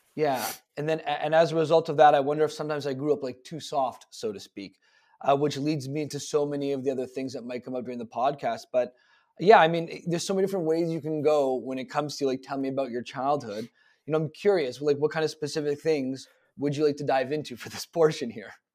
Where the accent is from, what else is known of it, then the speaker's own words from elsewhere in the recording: Toronto, Ontario, Canada; I was born February eighth, nineteen eighty-six in Toronto in a hospital that no longer exists